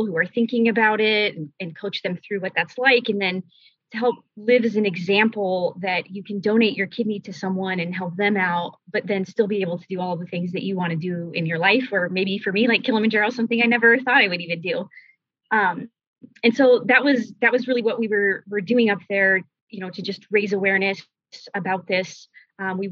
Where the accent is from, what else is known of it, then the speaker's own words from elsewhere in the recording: Denver, Colorado, United States; I was born and raised in Denver, Colorado, and still live there today